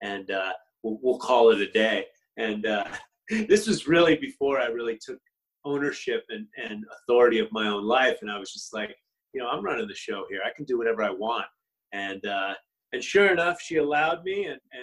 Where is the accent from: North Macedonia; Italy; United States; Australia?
United States; also born or lived in Los Angeles; that's my right as an American.